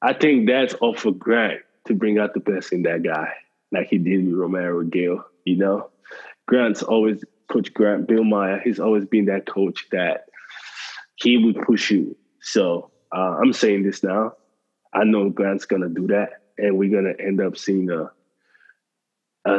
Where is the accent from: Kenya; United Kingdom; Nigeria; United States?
Nigeria; I'm Nigerian.